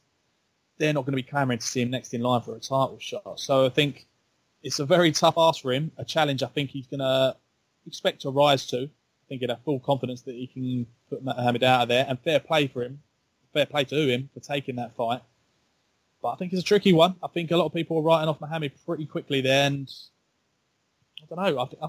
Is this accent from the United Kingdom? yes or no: yes; United Kingdom; as a Brit